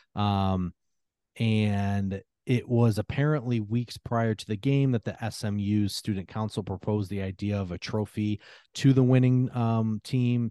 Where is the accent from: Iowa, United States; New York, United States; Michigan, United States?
Michigan, United States; I'm from Michigan